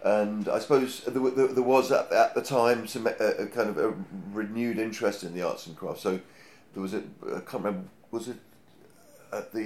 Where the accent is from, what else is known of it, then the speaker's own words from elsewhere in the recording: Hampshire, South East England, United Kingdom; now in London, United Kingdom; I grew up in Hampshire